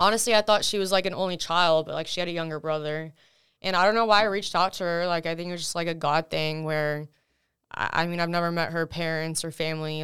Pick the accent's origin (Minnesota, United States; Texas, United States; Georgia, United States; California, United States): Texas, United States; first language Russian; English is a second language; also born or lived in Russia; I've lived, you know, in Texas ever since then